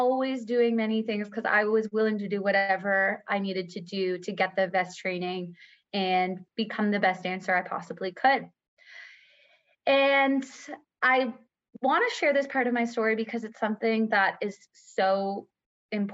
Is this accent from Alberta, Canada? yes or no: no; Scarborough, Ontario, Canada; I'm from Scarborough, Ontario, an only child to two incredible parents